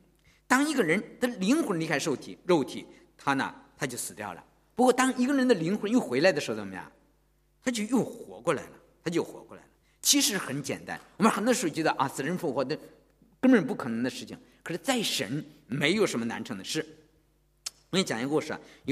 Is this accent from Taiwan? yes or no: no; China; 我知道我们从大陆来的人都是无神论的头脑，是吧？